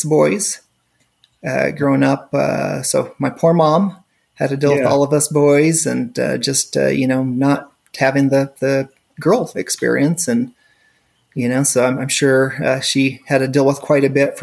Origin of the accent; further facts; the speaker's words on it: Tooele, Utah, United States; also born or lived in Murray, Utah / Argentina; now in Stansbury Park, United States; I actually grew up in Tooele. So my parents moved there when I was about 2 months old